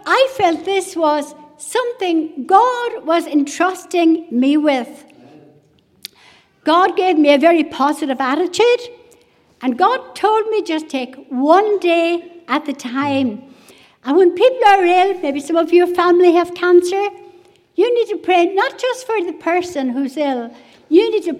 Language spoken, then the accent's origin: English; West Cork, Munster, Ireland; moved away; I was brought up in a Christian home away in West Cork.